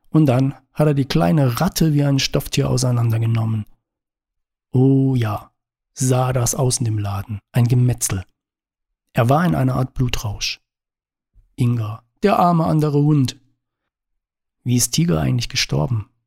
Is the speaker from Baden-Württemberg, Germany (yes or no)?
yes; Baden-Württemberg, Germany; moved away as an adult; Und ich komme aus dem Schwarzwald hat ausschließlich positives Feedback zur Folge. Dabei war der Schwarzwald schon lange nicht mehr das, was er vor etwa 30 Jahren noch war als ich mit 20 von dort wegzog in die große Stadt.